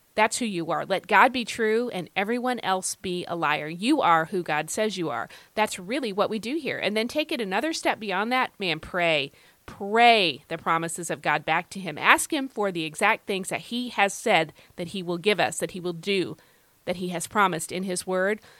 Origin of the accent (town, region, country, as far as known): United States